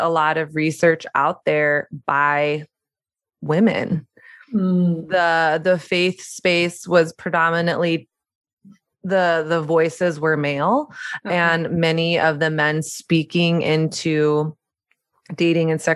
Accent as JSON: {"language": "English", "area": "the South", "region": "Southern United States", "country": "United States", "tie": "born or raised there", "also_born_or_lived": "New York City", "moved": "as an adult", "said": "growing up in Southern conservative Christian culture"}